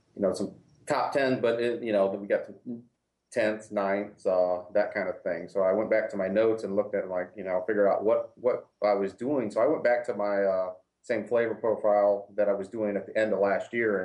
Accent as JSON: {"language": "English", "region": "Ohio", "country": "United States", "moved": "yes", "lives_now": "Florida, United States", "said": "I'm originally from Ohio"}